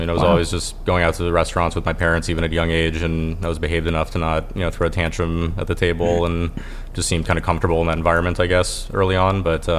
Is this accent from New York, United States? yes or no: yes; New York City, New York, United States; I grew up in New York City. I'm a born and bred Upper West Sider, and you know, my whole family basically still lives within 10 blocks of each other in that neighborhood.